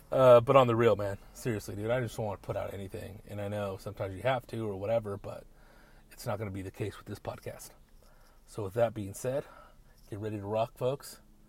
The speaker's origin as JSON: {"language": "English", "town": "Riverside", "region": "California", "country": "United States", "said": "I'm from Riverside"}